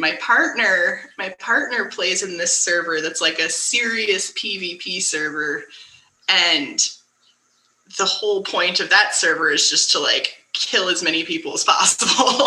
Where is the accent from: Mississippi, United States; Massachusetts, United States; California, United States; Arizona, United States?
California, United States; San Francisco; I'm from San Francisco